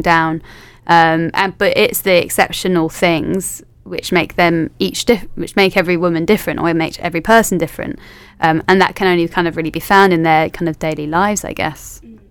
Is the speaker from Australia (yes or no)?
no; London, United Kingdom; moved away as an adult; also born or lived in Leeds; now in Manchester, United Kingdom; I'm from London originally